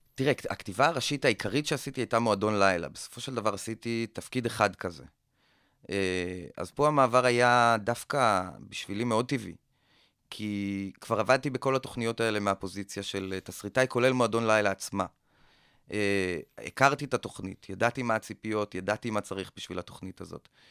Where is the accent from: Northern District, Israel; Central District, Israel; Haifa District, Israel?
Central District, Israel; Kokhav Yair; moved away; also born or lived in Tel Aviv; גדלתי בכוכב יאיר, בכוכב יאיר עד מגיל מסוים אין לך כל כך מה לעשות שם. אז עברנו ככה כמה חברים לתל אביב